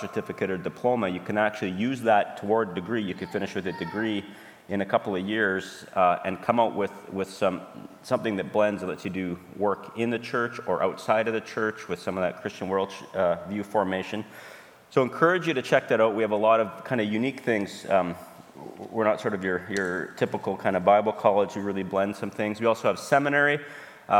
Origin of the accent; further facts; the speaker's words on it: Alberta, Canada; now in Saskatoon, Canada; we're from Saskatoon. I'm from Alberta originally.